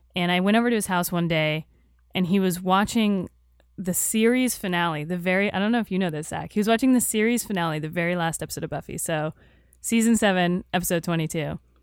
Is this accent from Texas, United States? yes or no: no; Tampa, Florida, United States; I grew up in Tampa, Florida